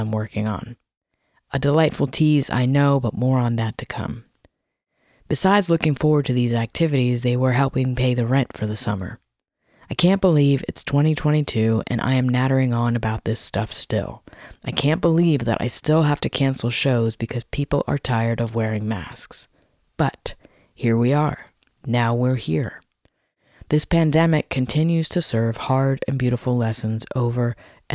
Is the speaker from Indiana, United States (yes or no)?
no; Virginia, United States; moved away; I'm from Virginia